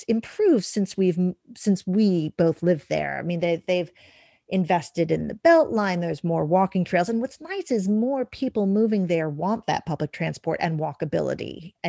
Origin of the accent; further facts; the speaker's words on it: New York, United States; growing up in New York, we had for many years, we didn't even have a car.